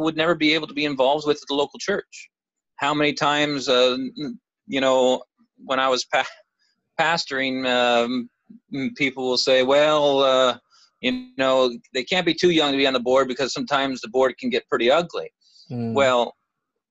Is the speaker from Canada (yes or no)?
yes; Canada; Growing up in Canada